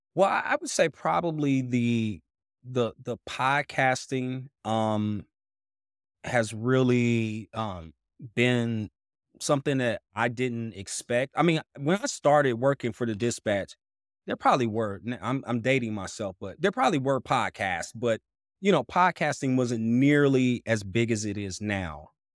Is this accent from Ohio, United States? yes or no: yes; Dayton, Ohio, United States; moved away as an adult; also born or lived in Washington, D.C.; now in Columbus, United States; I'm originally from Dayton, Ohio